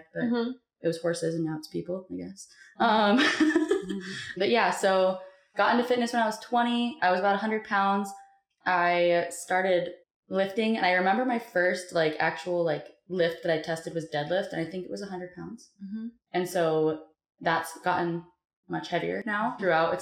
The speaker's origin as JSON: {"language": "English", "region": "Montana", "country": "United States", "said": "I am from Montana"}